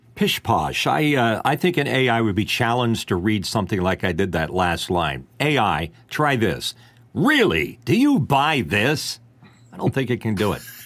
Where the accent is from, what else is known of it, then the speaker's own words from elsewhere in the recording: Delaware, United States; my home state of Delaware